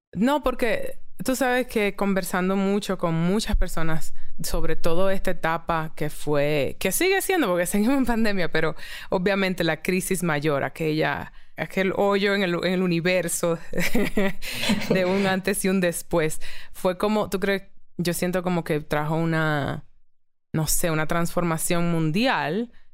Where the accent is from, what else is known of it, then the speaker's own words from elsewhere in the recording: Dominican Republic; moved away; also born or lived in New York, United States / Mexico; como mujeres dominicanas